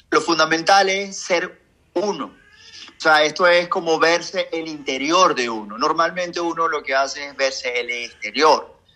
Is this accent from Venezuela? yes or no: yes; Venezuela; Como venezolano